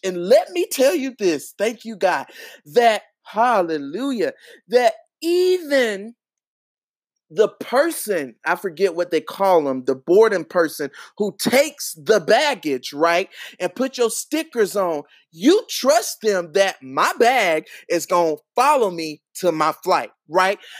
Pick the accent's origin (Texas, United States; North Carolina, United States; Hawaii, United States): North Carolina, United States; Charlotte; I'm from Charlotte, North Carolina